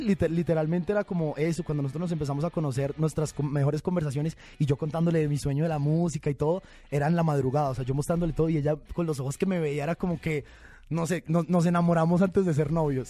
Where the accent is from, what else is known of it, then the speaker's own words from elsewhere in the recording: Bogotá, Colombia; moved away as an adult; also born or lived in Bucaramanga, Colombia; now in Mexico; yo soy de Bucaramanga, me crié en Bogotá, viví en Bogotá hasta los, 10, hasta los 18 años sí. y después vine a vivir aquí a México